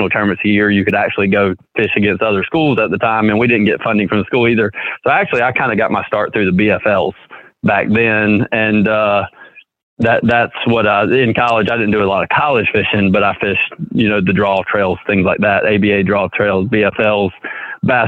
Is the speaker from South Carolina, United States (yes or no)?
yes; Greenwood, South Carolina, United States; also born or lived in Lake Hartwell, South Carolina; I actually didn't grow up on Hartwell. I grew up in Greenwood, which is about 45 minutes from Hartwell